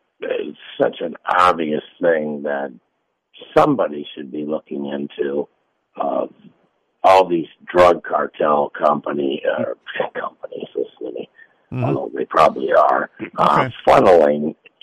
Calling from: Tampa, Florida, United States; Yeah, it's … in Tampa here, Captain.

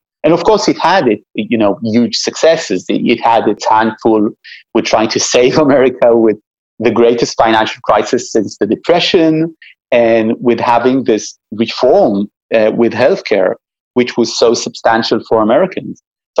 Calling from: Israel; we're talking right now, and you're talking from the East Coast, I'm talking from Israel.

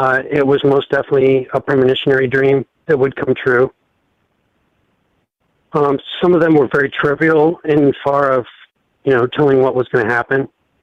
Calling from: Ohio, United States; from Ohio.

